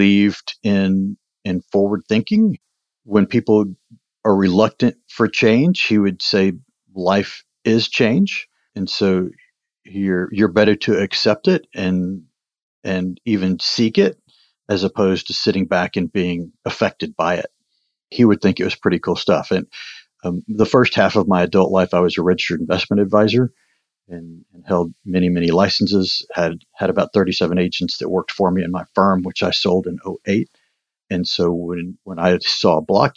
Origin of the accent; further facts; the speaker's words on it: Fort Worth, Texas, United States; now in Cedar Park, United States; I grew up in Fort Worth, actually, is where I spent most of my childhood.